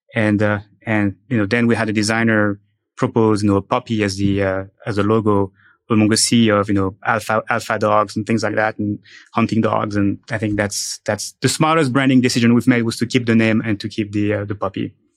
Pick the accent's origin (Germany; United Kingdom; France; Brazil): France; moved away as an adult; now in United States; I'm from France